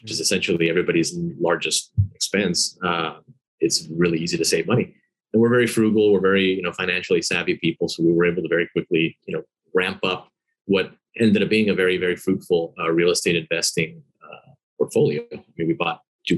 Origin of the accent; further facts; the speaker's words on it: Miami, Florida, United States; I grew up in Miami. I was born here, traditional Cuban immigrant family.